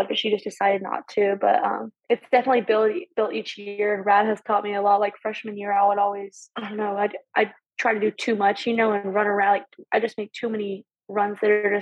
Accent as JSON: {"language": "English", "town": "Knoxville", "region": "Tennessee", "country": "United States", "tie": "born or raised there", "also_born_or_lived": "Edisto, South Carolina", "said": "I've grown up around UT my entire life"}